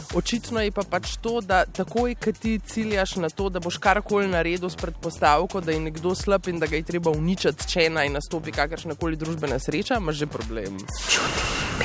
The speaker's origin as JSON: {"language": "Slovenian", "country": "Slovenia", "said": "smo Slovenci"}